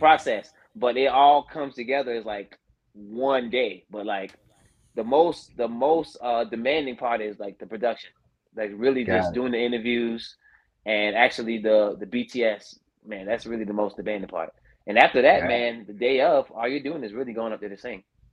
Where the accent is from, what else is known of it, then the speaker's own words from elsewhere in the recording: Andrews, South Carolina, United States; I represented my hometown of Andrew, South Carolina